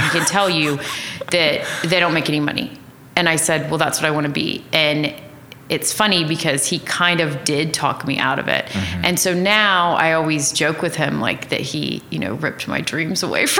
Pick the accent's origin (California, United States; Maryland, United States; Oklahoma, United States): Oklahoma, United States; Tulsa; I went to the University of Oklahoma and came back to Tulsa, and pretty much no one that I grew up with was back here.